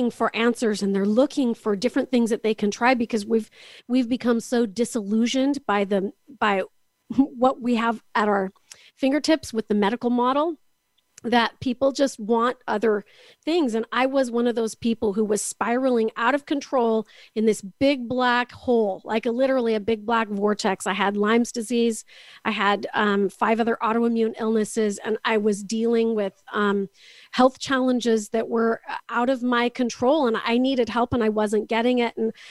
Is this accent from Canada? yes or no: yes; Canada; also born or lived in Kansas City area, United States; now in Kansas City, United States; I'm actually from Canada, but I'm joining you from the Kansas City area.